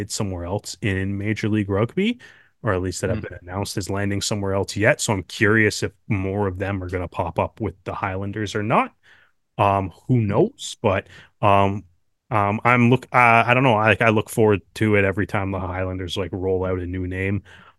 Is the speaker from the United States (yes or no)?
no; Canada; at least as a Canadian rugby fan.